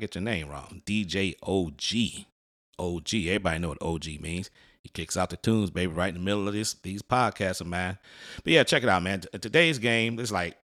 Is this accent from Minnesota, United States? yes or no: no; Detroit, Michigan, United States; moved away; I'm originally from Detroit. Don't live there anymore